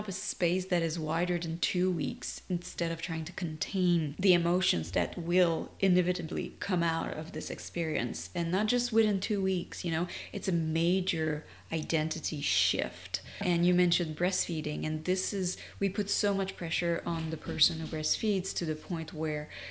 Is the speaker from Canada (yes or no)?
yes; Canada; moved away as an adult; now in United States; I'm French Canadian, and I immigrated in the US in 2016